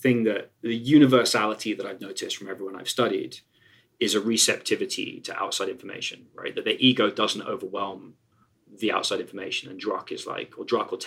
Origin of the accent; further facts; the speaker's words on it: England, United Kingdom; I'm English